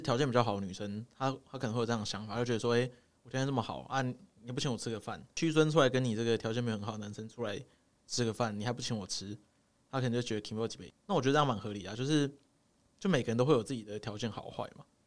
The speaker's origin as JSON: {"language": "Chinese", "region": "Taipei", "country": "Taiwan", "accent": "Taipei accent", "said": "我们台北腔就是这样，越不标准越台北"}